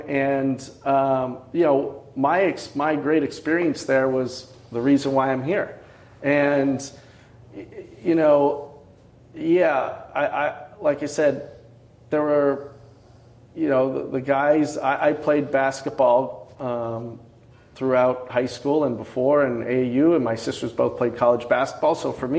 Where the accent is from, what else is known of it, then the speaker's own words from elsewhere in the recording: Scranton, Pennsylvania, United States; Near the Scranton, Pennsylvania.